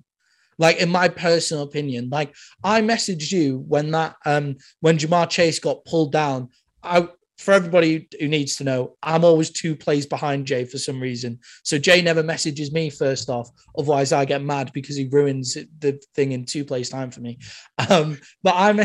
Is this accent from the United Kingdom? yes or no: yes; United Kingdom; I'm British